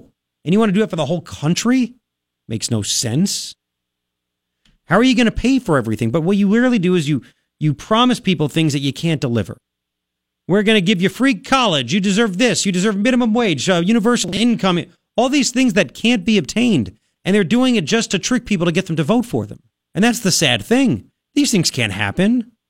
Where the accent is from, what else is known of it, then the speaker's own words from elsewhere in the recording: Tucson, Arizona, United States; I said, yeah, I said, but I'm from Tucson. My show's in Tucson.